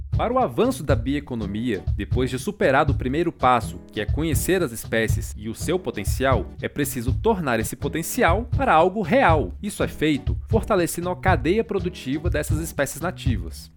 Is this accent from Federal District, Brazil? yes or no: yes; Brasília, Federal District, Brazil; Eu nasci no coração do Cerrado, em Brasília, onde tive o privilégio de crescer em contato com ambientes naturais